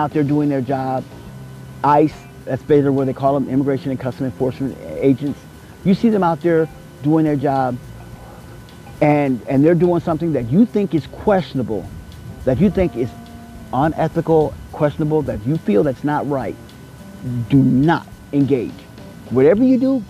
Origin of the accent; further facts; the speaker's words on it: Kansas City, United States; now in Desert Hot Springs, United States; I come from the heartland, the city of Fountain, Kansas City